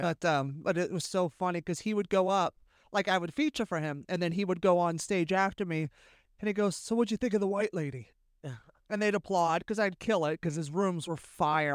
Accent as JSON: {"language": "English", "area": "Bay Area", "region": "California", "country": "United States", "tie": "born or raised there", "said": "growing up in the Bay Area"}